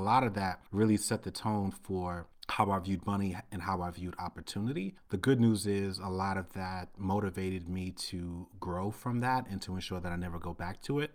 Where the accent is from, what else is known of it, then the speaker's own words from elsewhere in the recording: New York City, New York, United States; I grew up in Brooklyn, Brooklyn, New York City in the nineteen eighties